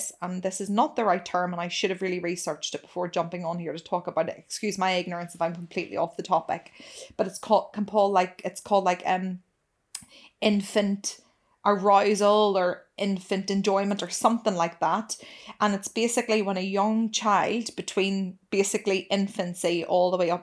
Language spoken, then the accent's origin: English; United Kingdom; I'm truly British